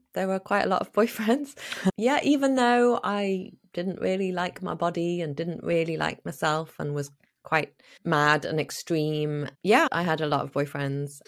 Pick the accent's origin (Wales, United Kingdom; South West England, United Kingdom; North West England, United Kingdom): North West England, United Kingdom; Liverpool; moved away as an adult; also born or lived in Spain / Australia / New Zealand / United States; I was born in Liverpool in the north of England